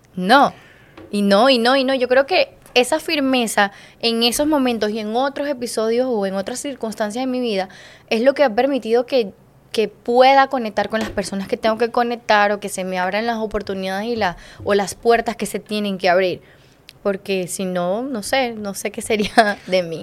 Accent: Venezuela; moved away as an adult; en mi país

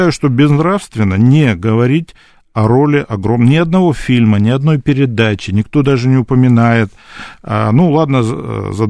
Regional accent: Krasnodar Krai, Russia; я вот вырос в Краснодарском крае, он руководил тогда краем

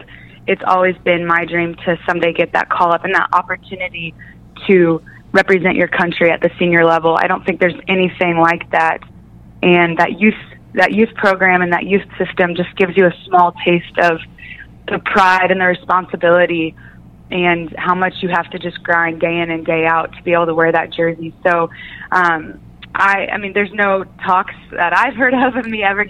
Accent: Missouri, United States; I grew up in Missouri

